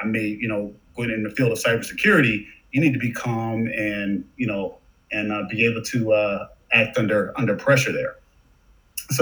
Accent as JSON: {"language": "English", "town": "Detroit", "region": "Michigan", "country": "United States", "tie": "born or raised there", "also_born_or_lived": "Southfield, Michigan", "moved": "as an adult", "lives_now": "Chicago, United States", "said": "I'm originally from Detroit. I'm in Chicago now, but, you know, Michigan's my home, born in Detroit"}